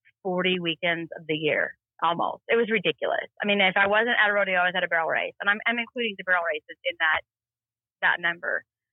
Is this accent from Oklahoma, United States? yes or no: yes; Duncan, Oklahoma, United States; born there; I was born in Duncan, Oklahoma. My dad worked for Halliburton.